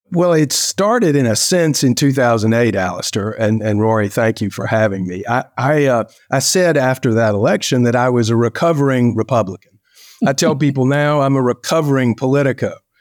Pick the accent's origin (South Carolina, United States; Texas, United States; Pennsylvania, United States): South Carolina, United States; My friend, Tim Scott, senator from my home state